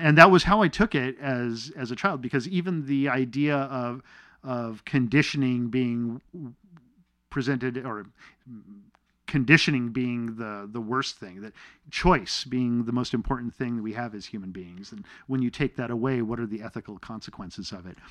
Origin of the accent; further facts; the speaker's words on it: Torrance, California, United States; also born or lived in Manitoba, Canada / Arizona; up in Arizona and Los Angeles